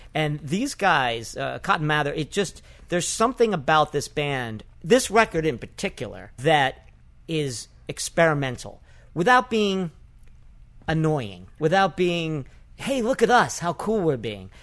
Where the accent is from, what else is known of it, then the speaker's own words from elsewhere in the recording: New York, United States; who live in New York, who was born and raised in New York